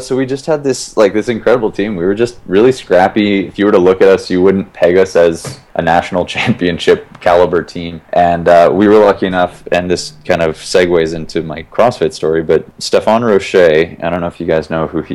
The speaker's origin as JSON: {"language": "English", "region": "Minnesota", "country": "United States", "tie": "born or raised there", "also_born_or_lived": "Gunnison, Colorado", "moved": "yes", "said": "I grew up in Minnesota"}